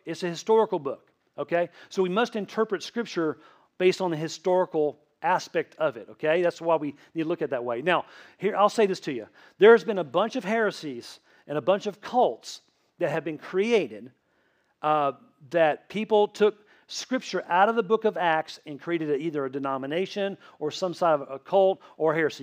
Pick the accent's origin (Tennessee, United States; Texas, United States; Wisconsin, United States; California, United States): Tennessee, United States; accent: Tennessee; moved away; I grew up in Tennessee most of my childhood